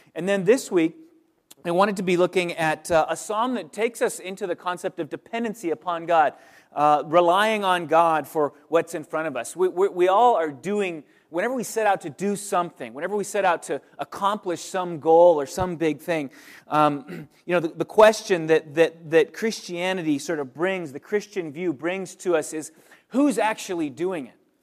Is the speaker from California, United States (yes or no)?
yes; California, United States; also born or lived in Pennsylvania; now in Oakland, United States; we're from California originally